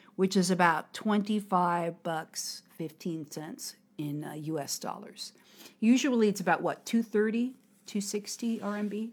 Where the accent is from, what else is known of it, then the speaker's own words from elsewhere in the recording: United States; now in Harbin, China; from America.